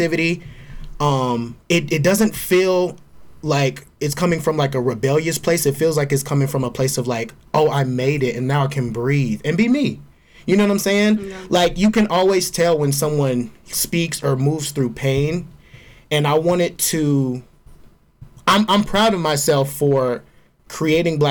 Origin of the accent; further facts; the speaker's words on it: Georgia, United States; as a Black gay man growing up in the South, in Georgia